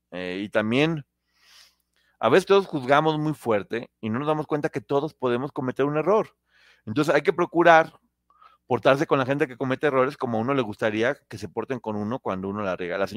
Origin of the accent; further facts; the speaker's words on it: Mexico; ¿De dónde eres, Ponchote? Yo soy de México.